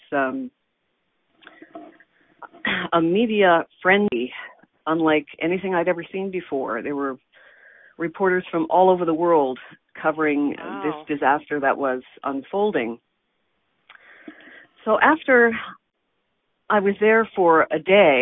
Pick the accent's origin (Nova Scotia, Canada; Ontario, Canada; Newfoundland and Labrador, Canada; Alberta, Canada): Nova Scotia, Canada; moved away; also born or lived in Toronto; I'm from Nova Scotia